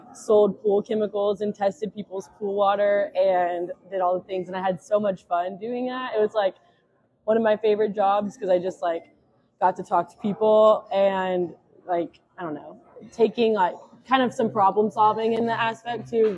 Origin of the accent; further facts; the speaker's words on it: Jackson, Tennessee, United States; moved away as an adult; also born or lived in Birmingham, Alabama; now in Memphis, United States; I'm originally from Jackson, Tennessee, so not too far. But yeah, I'm a West Tennessee girl through and through